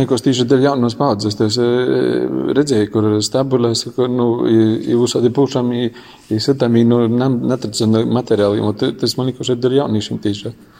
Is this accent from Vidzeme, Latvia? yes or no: no; Latgale, Latvia; Ja jau latgalē mēs esam to kaut drusku nabadzīgāki